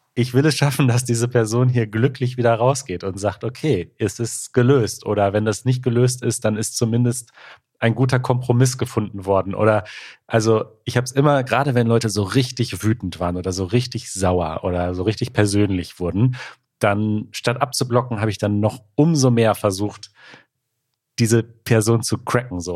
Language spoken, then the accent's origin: German; near Gladbeck, North Rhine-Westphalia, Germany; ich bin ganz in der Nähe von Gladbeck zur Schule gegangen